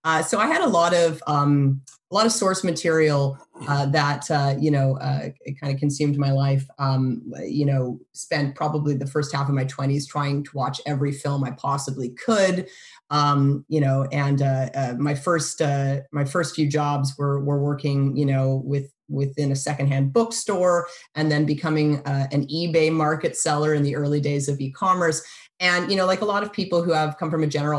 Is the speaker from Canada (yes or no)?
yes; Canada; moved away as an adult; also born or lived in Boston, United States; now in United States; I was born in Boston, but I really spent most of my life in Canada. I grew up in Canada.